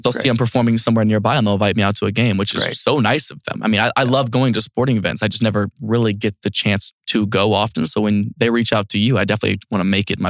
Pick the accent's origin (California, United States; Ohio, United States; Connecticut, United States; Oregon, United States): Ohio, United States; North Lewisburg; moved away; I just went back to my hometown for the first time in 8 years a couple of weeks ago.